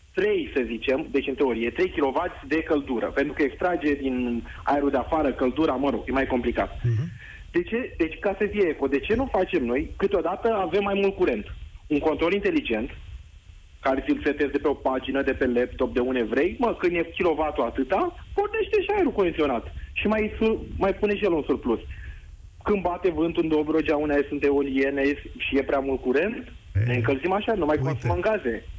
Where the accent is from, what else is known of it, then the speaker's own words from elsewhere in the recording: Târgu Jiu, Gorj, Romania; also born or lived in Bucharest; eu sunt din Târgu Jiu